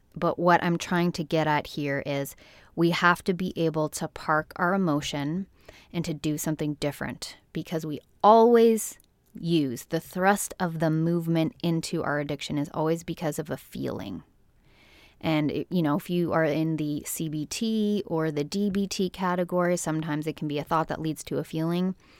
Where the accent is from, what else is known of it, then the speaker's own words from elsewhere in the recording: Canada; from my home country, Canada